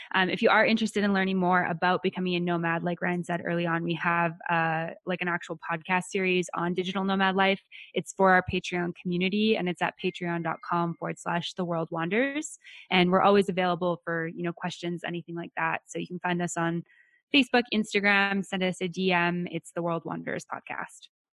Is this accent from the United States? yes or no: no; Western Canada, Canada; I'm from Western Canada. Nobody speaks Spanish over here